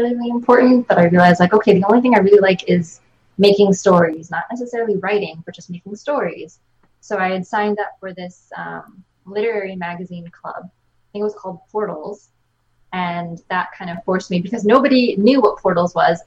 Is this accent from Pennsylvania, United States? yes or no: yes; Chadds Ford / Kennett Square area, Pennsylvania, United States; I grew up kind of in Chatsworth, Kent Square area